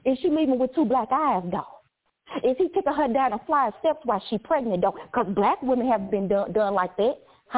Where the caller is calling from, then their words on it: St. Louis, Missouri, United States; Yeah, because I'm calling from St. Louis, Missouri, you know, so I'm calling from Show Me State.